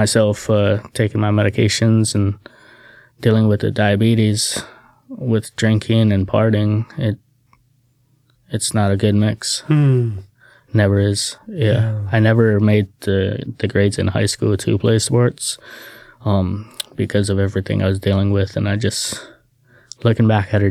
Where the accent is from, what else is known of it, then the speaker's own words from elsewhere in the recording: Hawaii, United States; moved away as an adult; now in Salem, United States; I was born and raised in Hawaii